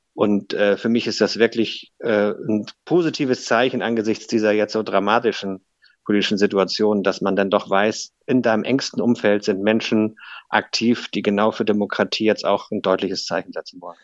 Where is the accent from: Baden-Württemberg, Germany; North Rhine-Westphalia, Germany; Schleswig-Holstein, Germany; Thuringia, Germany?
Schleswig-Holstein, Germany; Eckernförde; gebürtiger Eckernförder